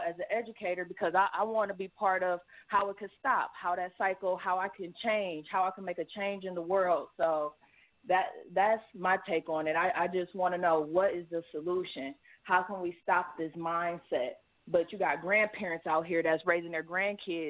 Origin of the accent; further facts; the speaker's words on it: Cleveland, Ohio, United States; I'm from Cleveland, sports town